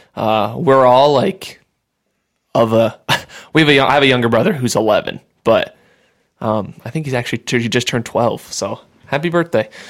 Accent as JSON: {"language": "English", "town": "Sioux Falls", "region": "South Dakota", "country": "United States", "moved": "yes", "said": "I'm from Sioux Falls, like I said, and my family's still there for the most part"}